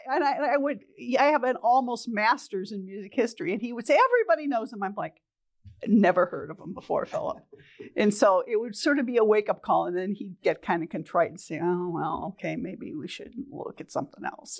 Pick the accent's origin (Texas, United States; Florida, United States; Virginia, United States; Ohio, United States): Ohio, United States; Toledo; moved away as an adult; also born or lived in Grand Rapids, Michigan; I'm originally from Toledo, Ohio